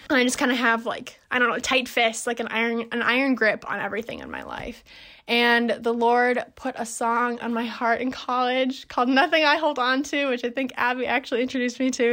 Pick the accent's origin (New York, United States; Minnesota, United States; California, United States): Minnesota, United States; Minneapolis; moved away as an adult; also born or lived in Madison, Wisconsin; I'm from Minneapolis, Minnesota. That's where I am now